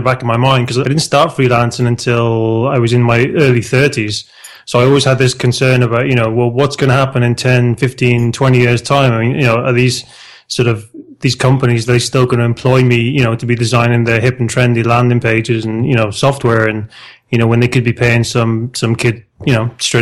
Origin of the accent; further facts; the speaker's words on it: South Wales, United Kingdom; moved away as an adult; now in Spain; I'm originally from South Wales in the UK, but I've been living in Spain now for the last 15 years this year